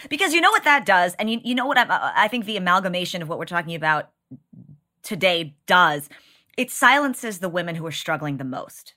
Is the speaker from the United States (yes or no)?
yes; Texas, United States; As a Texan